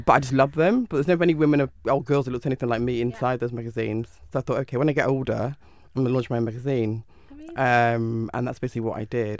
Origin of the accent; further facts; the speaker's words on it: Manchester, North West England, United Kingdom; I'm from Manchester